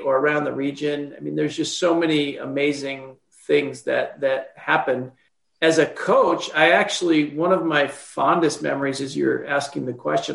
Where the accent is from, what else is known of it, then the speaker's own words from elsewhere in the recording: La Crosse, Wisconsin, United States; also born or lived in French Island, Wisconsin; I grew up on the north side of La Crosse. So I'm an official North Sider